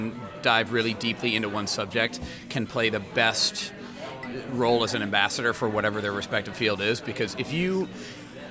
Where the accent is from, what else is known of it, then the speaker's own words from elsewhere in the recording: Indianapolis, Indiana, United States; now in Chicago, United States; Indy's my hometown. This is where I'm from. Born and raised in Indianapolis, Indiana